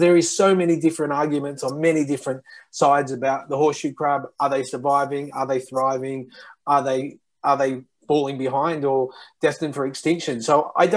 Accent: Australia; moved away as an adult; also born or lived in Japan; now in Lyon, France; I'm Australian and I live now in France.

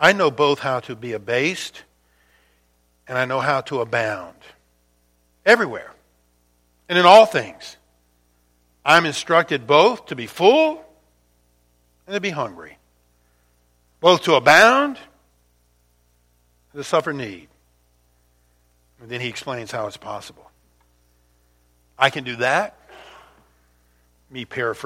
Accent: Louisiana, United States; the Mississippi River, which I grew up near down in Louisiana

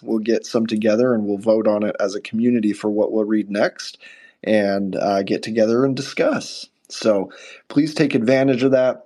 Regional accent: United States; I'm an American

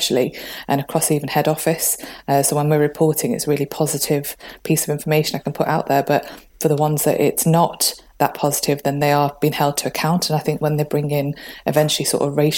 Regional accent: Manchester, North West England, United Kingdom; moved away as an adult; now in North East England, United Kingdom; I'm from Manchester originally

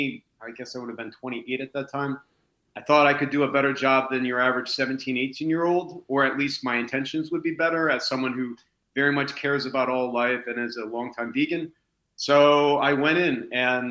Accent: United States; moved away as an adult; also born or lived in Japan; as an American

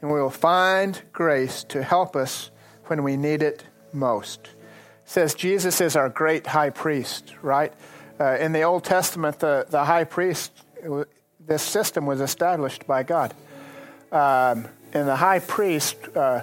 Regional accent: Lubbock, Texas, United States; I grew up farming. And I grew up farming in the Lubbock area

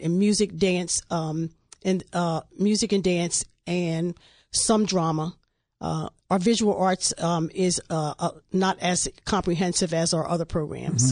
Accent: Wilmington, Delaware, United States; when I was growing up in Wilmington

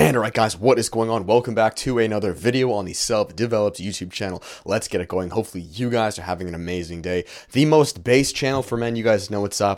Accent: Canada; it's not the country that I was born into.

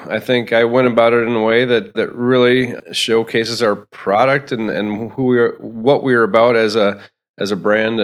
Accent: Spring Grove, United States; I grew up here in Spring Grove, where we're at right now

